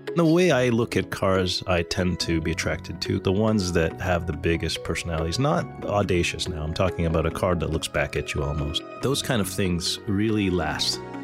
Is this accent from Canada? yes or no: yes; Montreal, Quebec, Canada; growing up in Montreal, it was, it's an enthusiast community, actually